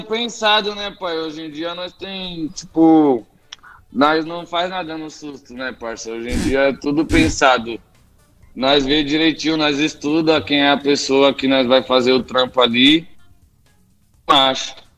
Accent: São Paulo, Brazil; Vim de comunidade, vim de da quebrada. Zona Sul, Vila Xeba, cresci lá. Lá é a minha origem.

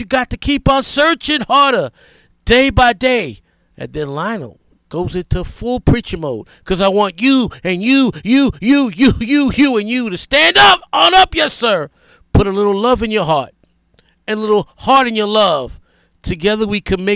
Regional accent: New York City, New York, United States; first language English; growing up in the South Bronx as a little boy from 1975 to 1981, the years I was 7 to 13.

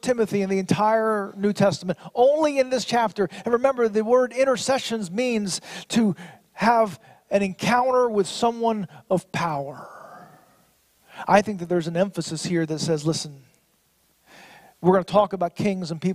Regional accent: United States; As an American

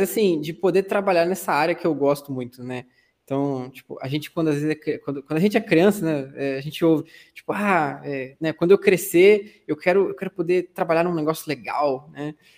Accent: São Fidélis, Rio de Janeiro, Brazil; eu sou de São Fidélis, interior do Rio de Janeiro, tem 30 e poucos mil habitantes

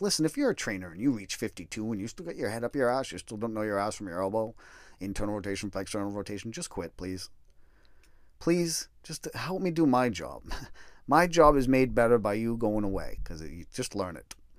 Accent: Massachusetts, United States; moved away; also born or lived in Colorado; I grew up in Massachusetts

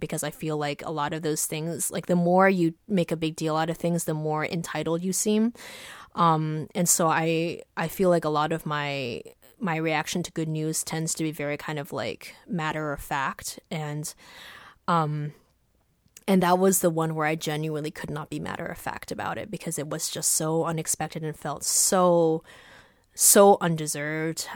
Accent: East Coast, United States; I grew up on the East Coast

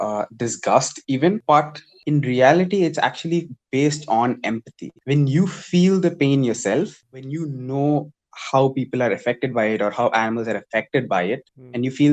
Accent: Tiruchirappalli, Tamil Nadu, India; I went to school in a place called Kamalani Ketin, which is in my hometown.

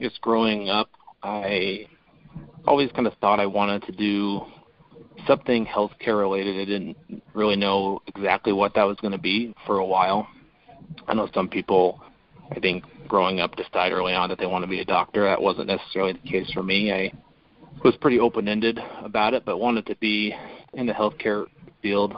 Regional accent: Boise, Idaho, United States; moved away as an adult; also born or lived in Arizona / Pocatello, Idaho / Kansas City; now in Joint Base Lewis-McChord, Washington, United States; So I'm from Idaho, born and raised in Boise, Idaho to be exact.

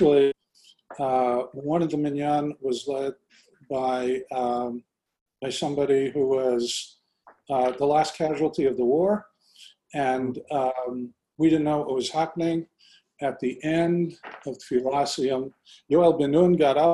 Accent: Canada; moved away as an adult; also born or lived in Kibbutz Kfar Daron, Israel / Israel; now in United States; We then moved back, and I grew up in Canada. In 1970, when I was 18, I moved to Israel

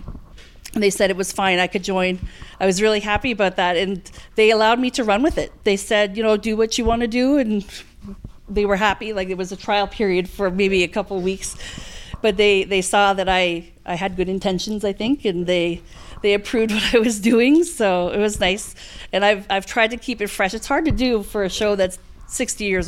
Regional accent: Canada; I'm from Canada

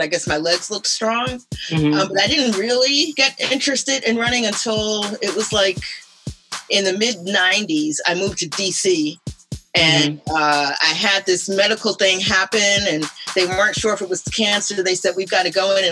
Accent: New York, United States; I grew up in New York

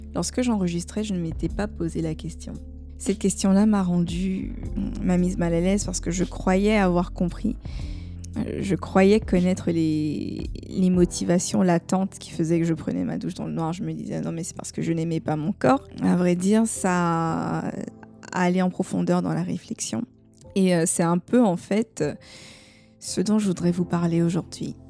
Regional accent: Côte d’Ivoire; chez nous en Côte d'Ivoire

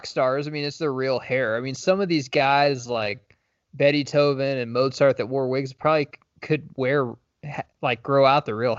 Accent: Midwest, United States; moved away; It used to be summer for me growing up in the Midwest because we had snow.

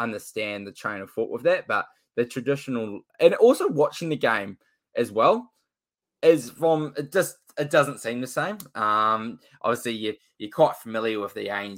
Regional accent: New Zealand; I'm from New Zealand

